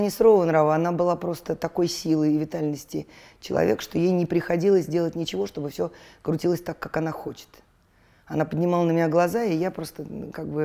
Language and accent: Russian; Moscow, Russia; Мы, э, я же родилась в Столешникове, но это была бывшая дворницкая, и мы жили в подвале.